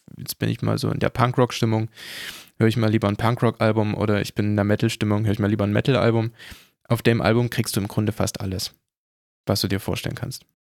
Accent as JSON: {"language": "German", "country": "Germany", "said": "bei uns in Deutschland"}